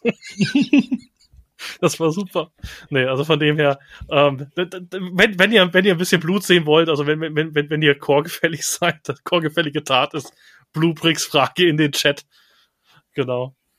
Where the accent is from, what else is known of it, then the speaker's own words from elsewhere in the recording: Bavaria, Germany; ich bin Bayer